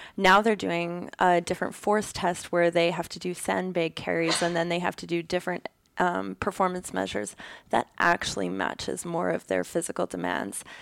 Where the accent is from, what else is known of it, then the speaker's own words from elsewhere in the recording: Ontario, Canada; also born or lived in Alberta; now in Kitchener-Waterloo, Canada; I'm from Ontario, so our mountains aren't huge out here